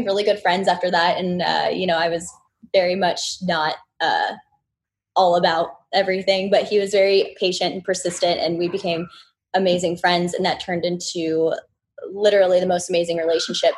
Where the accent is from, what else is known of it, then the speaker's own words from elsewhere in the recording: Orlando, Florida, United States; I'm from Orlando